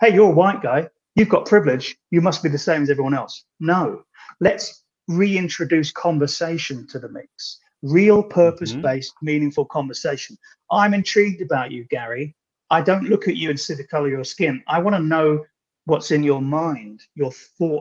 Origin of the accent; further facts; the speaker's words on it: Ireland; I'm Irish